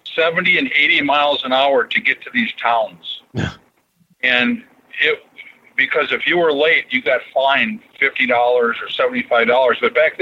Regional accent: Minnesota, United States; born or raised there

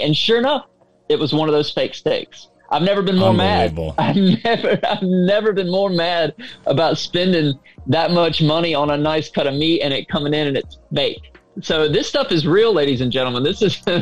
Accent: the South, Deep South, United States; I'm from the South, deep South

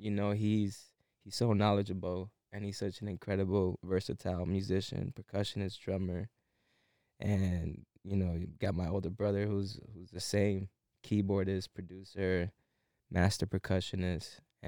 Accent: Buffalo, New York, United States; Yeah, baby, 716.

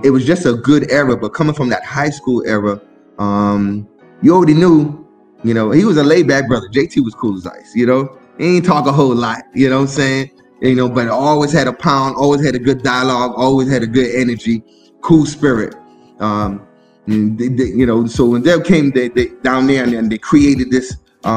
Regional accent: Miami, Florida, United States; also born or lived in Brooklyn, New York; I was born in Brooklyn, New York

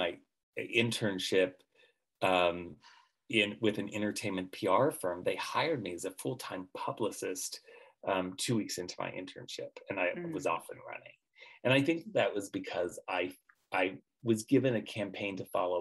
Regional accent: Central California, United States; I was raised in Central California in a farming community

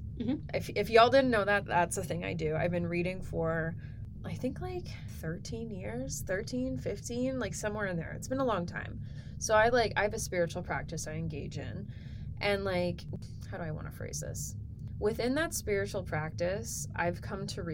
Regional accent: Edmonton, Alberta, Canada; we grew up here in Edmonton together

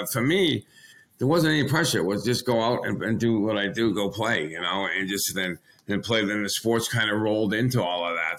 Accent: Pembroke, Massachusetts, United States; Obviously, growing up in Pembroke was a good little town back down here in Massachusetts in the South Shore.

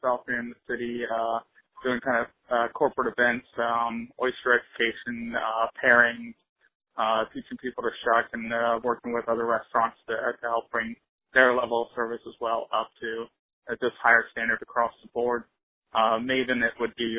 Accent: Charleston, South Carolina, United States; I grew up in Charleston, learned to sail at a young age

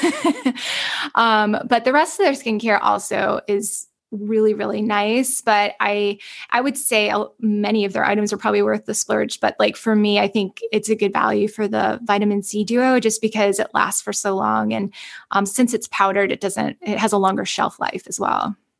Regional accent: the South, United States; I'm from the South.

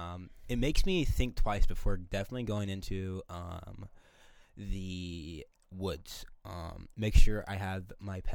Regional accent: Indiana, United States; we're from Indiana

